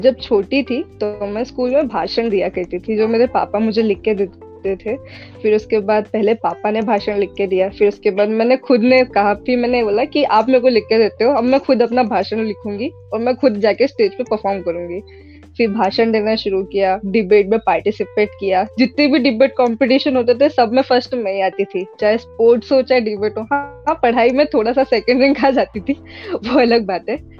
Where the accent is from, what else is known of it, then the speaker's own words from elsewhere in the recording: Omkareshwar, Madhya Pradesh, India; also born or lived in Jamshedpur, Jharkhand; मैं मूलतः रहने वाली ओंकारेश्वर से हूँ मध्य प्रदेश में ओंकारेश्वर पड़ता है